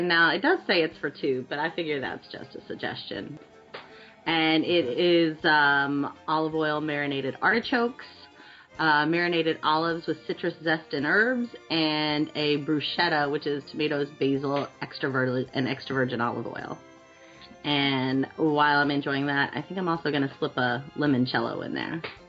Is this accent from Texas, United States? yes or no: yes; Texas, United States; I'm from Texas